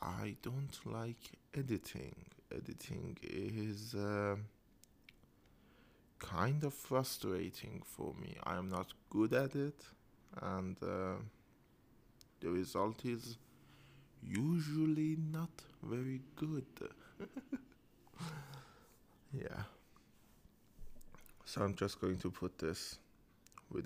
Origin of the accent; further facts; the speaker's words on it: Isfahan, Iran; I am from Isfahan, and Isfahan is very infamous for being economical.